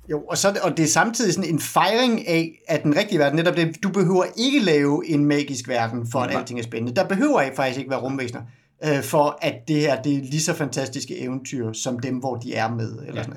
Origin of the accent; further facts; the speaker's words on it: Denmark; som dansker